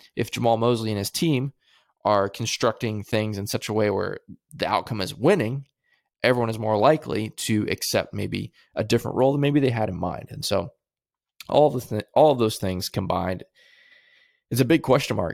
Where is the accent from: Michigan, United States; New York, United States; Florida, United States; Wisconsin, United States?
Florida, United States; Central; I grew up in Central Florida